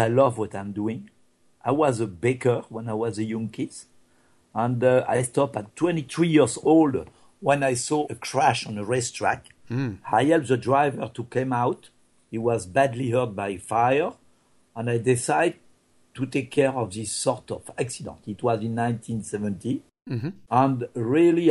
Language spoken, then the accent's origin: English; France; English is a second language; moved away; I am not American, I'm just a French guy